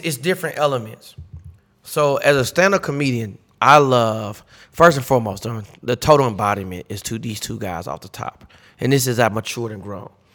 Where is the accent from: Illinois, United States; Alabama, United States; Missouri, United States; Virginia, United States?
Missouri, United States; St. Louis; moved away as an adult; also born or lived in Kansas City; I'm originally from St. Louis. I left out of St. Louis when I was 27.